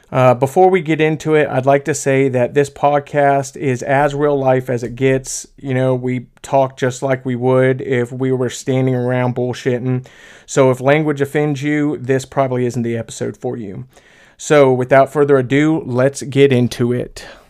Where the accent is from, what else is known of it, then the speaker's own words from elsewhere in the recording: Polk County, Florida, United States; I'm from Florida too, uh, you know, down there in Polk County.